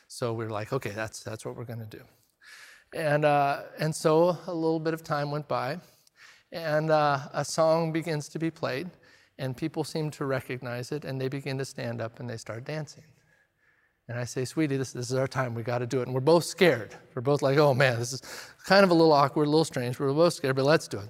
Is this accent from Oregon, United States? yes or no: yes; Redmond, Oregon, United States; I grew up in Redmond, and country music is kinda forced on you when you grow up in Redmond